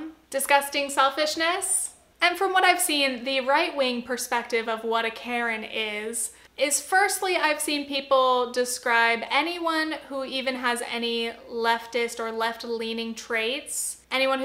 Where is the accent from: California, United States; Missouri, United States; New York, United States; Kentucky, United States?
California, United States; Orange County; near my hometown in Orange County, California